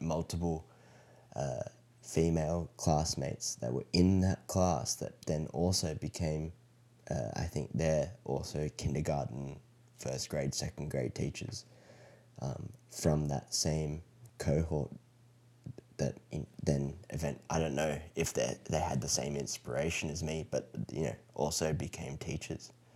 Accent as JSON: {"language": "English", "country": "Australia", "tie": "born or raised there", "moved": "yes", "lives_now": "United States", "said": "what I grew up with in Australia"}